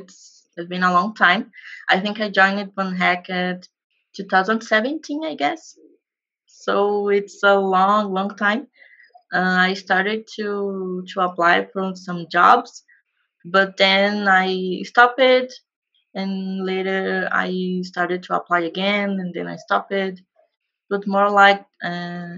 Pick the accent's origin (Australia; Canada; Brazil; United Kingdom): Brazil; I am from Brazil